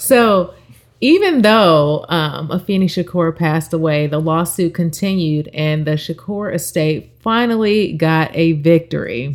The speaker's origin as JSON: {"language": "English", "region": "California", "country": "United States", "said": "that's my home state and where I'm registered to vote"}